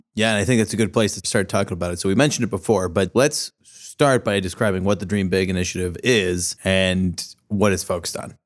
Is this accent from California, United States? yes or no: yes; San Diego, California, United States; moved away as an adult; now in Columbus, United States; I grew up in San Diego, but I've lived here for ten years